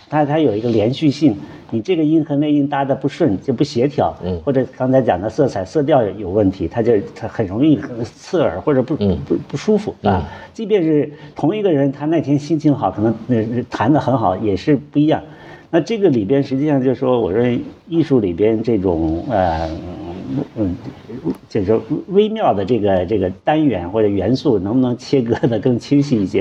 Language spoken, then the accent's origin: Chinese; China; 我们中国人的头发一样，都黑头发